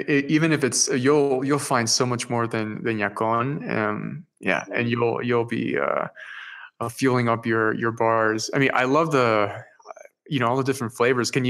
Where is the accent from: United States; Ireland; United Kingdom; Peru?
Peru; English is a second language; I'm originally from Peru.